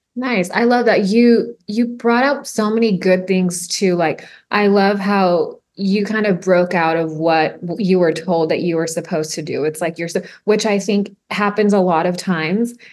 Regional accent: Harlingen, Texas, United States; I grew up in the Valley, I grew up in Harlingen too

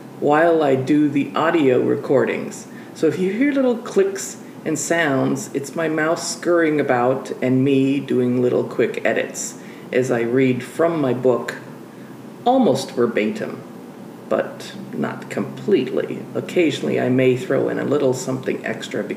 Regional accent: United States; accent: American; also born or lived in Peru; my American accent

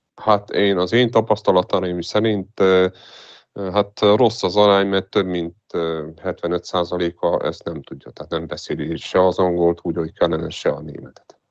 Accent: Transylvania, Romania; én Erdélyből vagyok

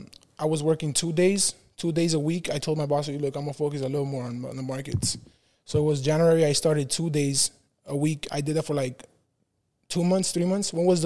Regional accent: Honduras; moved away; I'm from Honduras.

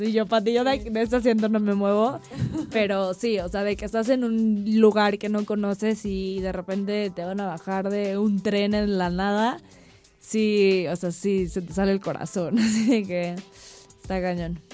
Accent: Cuernavaca, Morelos, Mexico; also born or lived in Norway / Sydney, Australia; yo que viví casi, bueno, toda mi infancia en Cuernavaca

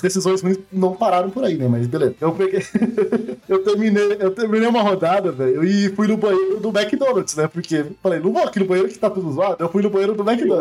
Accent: Curitiba, Paraná, Brazil; eu sou de Curitiba.

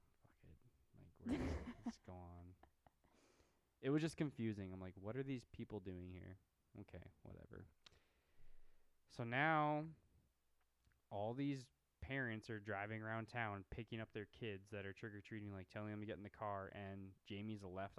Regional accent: Midwest, United States; We're from the Midwest

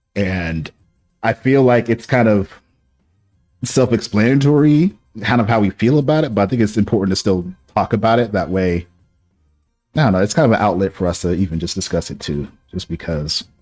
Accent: Boston, Massachusetts, United States; moved away; I grew up in Boston

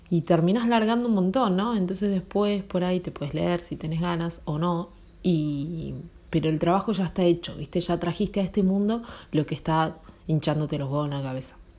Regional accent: Argentina; Nací en Argentina

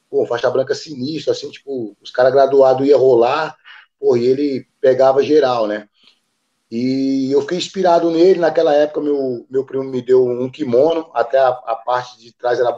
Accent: Serra Talhada, Pernambuco, Brazil; also born or lived in Recife; now in São Paulo, Brazil; eu vim de Recife, né, de Pernambuco, mas fui praticamente criado em, em Serra Talhada, que é o interior lá do Nordeste, lá que é a terra de Lampião, né, que a gente fala. Então, eu, eu vim para São Paulo

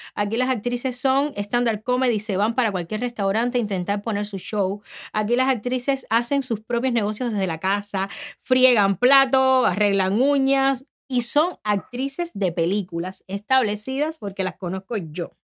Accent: Cuba; moved away as an adult; now in United States; Cuando yo salí de Cuba

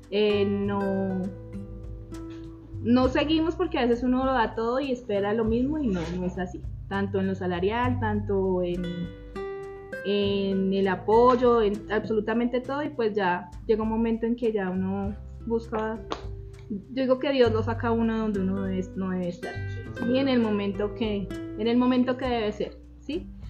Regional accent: Zipaquirá, Cundinamarca, Colombia; gracias por la invitación, Chris. Em, también soy aquí de Zipaquirá, toda la vida vivido aquí en Zipaquirá.

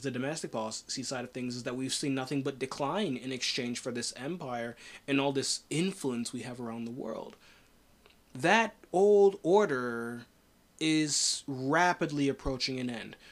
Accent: United States

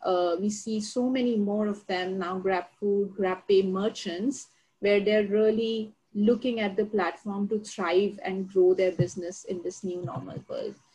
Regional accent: India; moved away; I come from India

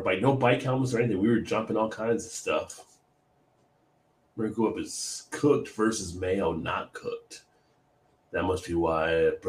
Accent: Northern United States, United States; born there; I was born in the North. The North doesn't have that kind of stuff.

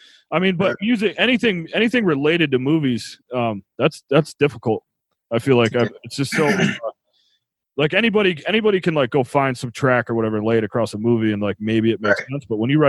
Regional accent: Buffalo, New York, United States; moved away; I grew up in Buffalo or whatever, but I had spent some time in the city.

